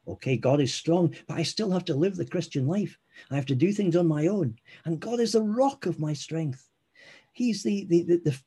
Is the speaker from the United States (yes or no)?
no; Scotland, United Kingdom; I'm Scottish